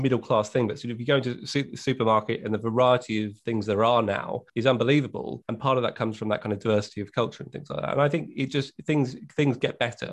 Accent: Hailsham, South East England, United Kingdom; also born or lived in Battle; I actually grew up a little bit further to the west in a town called Hailsham, which was an old market

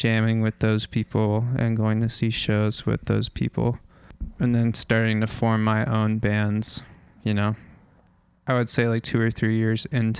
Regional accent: Fairfax, Virginia, United States; I grew up in the suburbs of Washington, D.C.

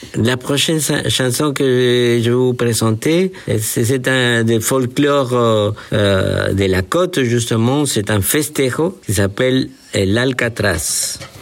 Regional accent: Peru; French is a second language; moved away as an adult; also born or lived in Bordeaux, France; now in France; je suis né au Pérou dans les années 50

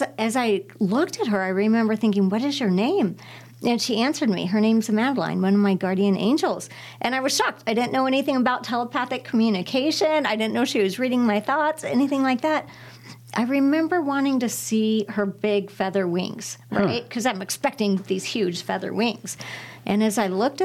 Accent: Tucson, Arizona, United States; I was born in Tucson, Arizona

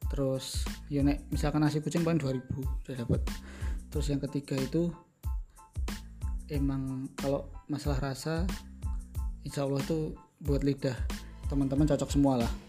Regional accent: Surakarta, Central Java, Indonesia; sebagai orang {S0} Solo tempat yang harus dikunjungi pertama kalau sate ke Pak Manto

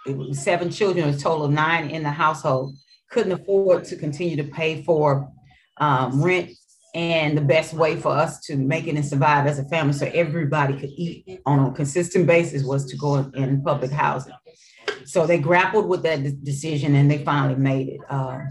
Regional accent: Mississippi, United States; accent: Mississippi accent; So I had an accent. So it was a Mississippi accent mixed in with Arkansas and my hood accent.

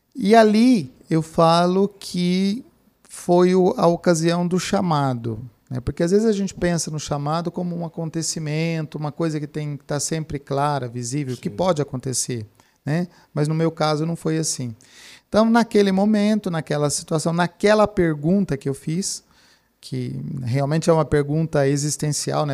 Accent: Franca, São Paulo, Brazil; also born or lived in Piracicaba; eu sou natural de Franca, ah. Cidade de Franca, cidade do calçado

